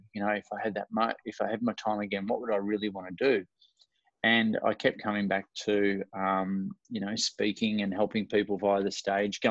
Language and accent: English; Ocean Grove, Victoria, Australia; I'm from Melbourne, Australia, or about an hour and a half out of Melbourne, down at a coastal town called Ocean Grove in the southern part of Australia.